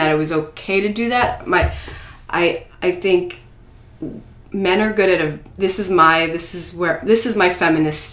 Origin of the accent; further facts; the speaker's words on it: United States; we're Americans, we're in America